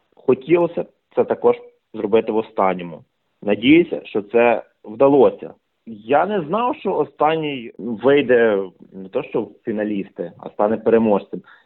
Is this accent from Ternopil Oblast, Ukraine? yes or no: yes; Ternopil Oblast, Ukraine; now in Ivano-Frankivsk, Ukraine; Я сам народився на Тернопільщині, але фактично більшу половину свого життя живу у красивому місті Івано-Франківськ